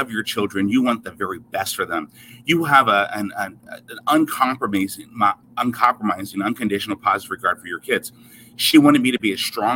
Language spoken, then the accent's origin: English; Seattle, Washington, United States; I was raised in Seattle, Washington